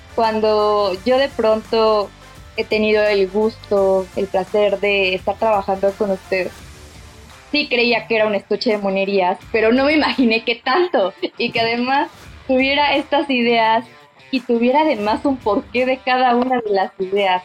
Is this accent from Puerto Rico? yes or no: no; Veracruz, Mexico; soy jarocha. Mi infancia la viví en Veracruz, al lado del mar.